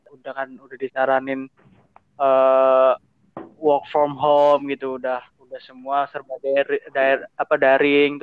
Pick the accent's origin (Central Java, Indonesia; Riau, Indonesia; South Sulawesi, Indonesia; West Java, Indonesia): West Java, Indonesia; Bekasi; Gua orang Bekasi